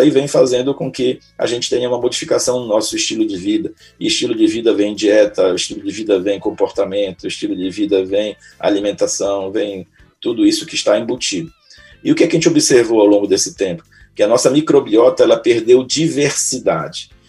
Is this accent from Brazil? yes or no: yes; Belém, Pará, Brazil; also born or lived in São Paulo; eu casei em São Paulo, minha esposa é paulista, né, e acabei, como eu sou natural de Belém, acabei voltando para fincar minhas, meus conhecimentos aqui e ajudar o povo paraense